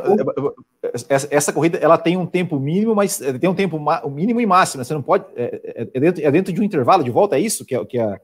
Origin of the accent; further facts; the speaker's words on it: Santa Catarina, Brazil; eu sou de Santa Catarina